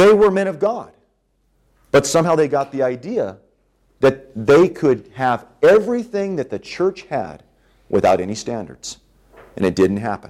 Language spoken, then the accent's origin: English; California, United States; when I was growing up in California